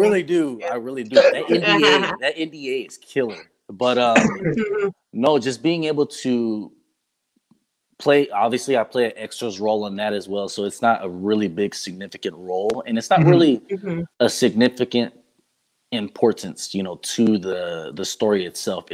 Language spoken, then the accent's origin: English; Lubbock, Texas, United States; I grew up in Lubbock, Texas